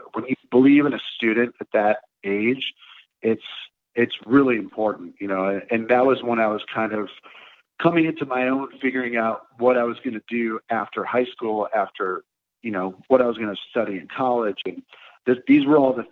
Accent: Detroit, Michigan, United States; moved away as an adult; also born or lived in Los Angeles; growing up in the Detroit area, it's, you know, we're a blue collar town

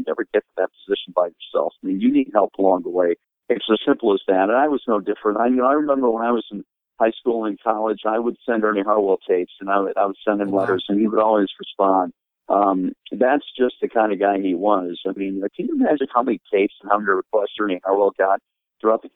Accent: Sterling Heights, Michigan, United States; also born or lived in Detroit, United States / Anaheim, United States; I grew up in Detroit, and actually was born in Detroit, but my family moved to Sterling Heights when I was in sixth grade, so I basically grew up in the Sterling Heights area

